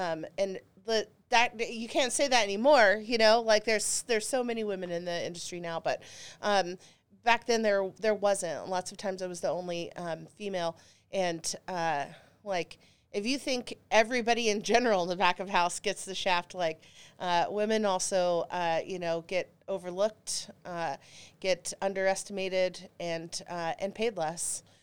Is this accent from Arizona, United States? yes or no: no; Dallas, Texas, United States; I grew up in Dallas, Texas